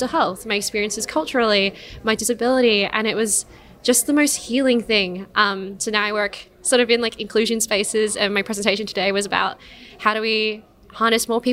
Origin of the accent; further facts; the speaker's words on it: Perth, Western Australia, Australia; now in Melbourne, Australia; I grew up in Perth in a really, honestly, like really, really white little suburb